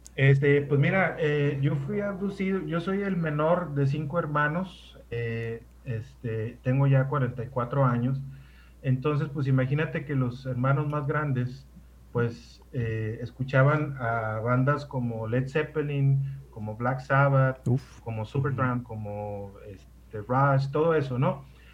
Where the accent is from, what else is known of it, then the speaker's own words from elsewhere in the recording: Ciudad Obregón, Sonora, Mexico; moved away; nací en Ciudad Obregón, Sonora